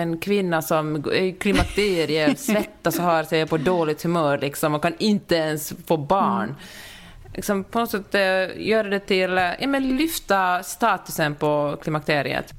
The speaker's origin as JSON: {"language": "Swedish", "country": "Finland", "said": "när man som finlandssvensk kommer till Stockholm"}